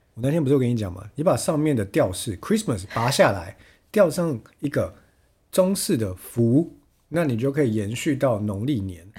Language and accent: Chinese; Chiayi, Taiwan; moved away; 我是嘉义人